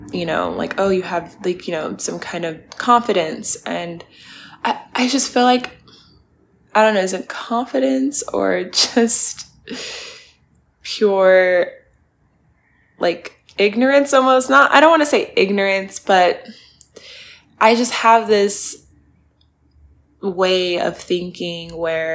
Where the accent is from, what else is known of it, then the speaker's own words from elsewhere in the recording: Spokane, Washington, United States; now in Los Angeles, United States; my hometown, which was so awesome. I got to shoot at all my favorite little spots that I grew up going to. I got to shoot at my high school